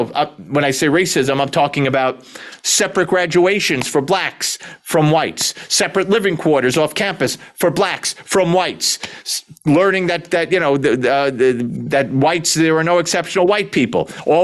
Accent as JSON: {"language": "English", "town": "New York City", "region": "New York", "country": "United States", "said": "I'm from Brooklyn."}